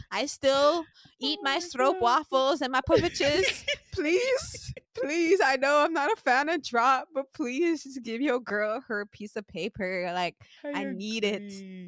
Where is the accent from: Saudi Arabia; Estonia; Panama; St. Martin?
St. Martin; I'm from St. Martin